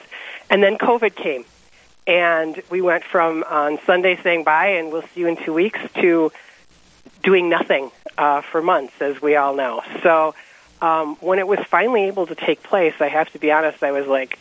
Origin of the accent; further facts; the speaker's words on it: Wisconsin, United States; moved away as an adult; now in North Dakota, United States; I grew up in Wisconsin, so I'm a Midwest girl, and but we moved to North Dakota about 12 years ago